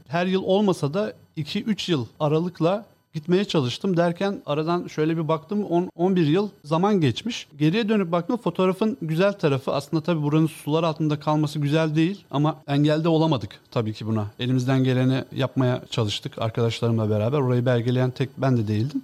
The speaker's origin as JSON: {"language": "Turkish", "region": "Samsun", "country": "Turkey", "moved": "as an adult", "lives_now": "Istanbul, Turkey", "said": "ben Samsunluyum"}